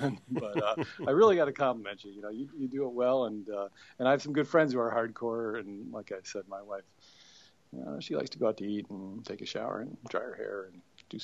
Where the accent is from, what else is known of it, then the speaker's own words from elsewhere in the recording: Wisconsin, United States; moved away; also born or lived in St. Louis; I grew up in Wisconsin